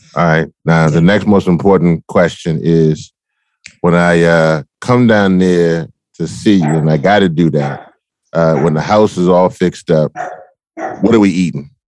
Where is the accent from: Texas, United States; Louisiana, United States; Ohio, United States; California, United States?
Louisiana, United States; I'm from Louisiana